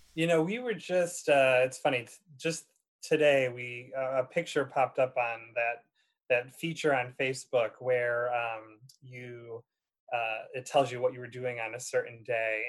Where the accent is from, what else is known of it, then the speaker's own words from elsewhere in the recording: Ilion, New York, United States; also born or lived in Indiana; I'm actually originally from the Utica area. Um, I'm uh, uh from a small town called Ilion, New York, in Herkimer County, right outside of Utica